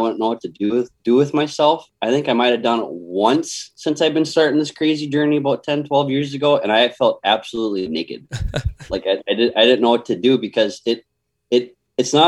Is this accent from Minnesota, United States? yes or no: yes; Austin, Minnesota, United States; I was born and raised in Austin, Minnesota